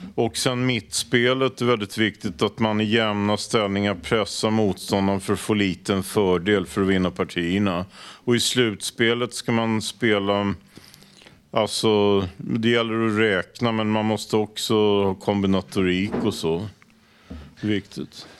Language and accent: Swedish; Stockholm, Stockholm County, Sweden; jag är uppvuxen i Råk, så jag gick i Snösätraskolan